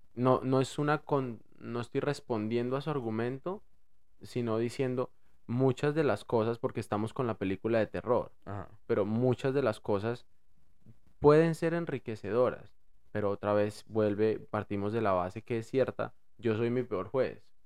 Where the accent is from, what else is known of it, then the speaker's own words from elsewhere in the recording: Bogotá, Colombia; accent: rolo; moved away; yo hablo rolo